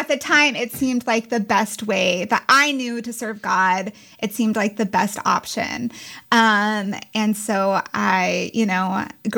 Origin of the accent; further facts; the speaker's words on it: Castle Rock, Colorado, United States; moved away; I grew up in Castle Rock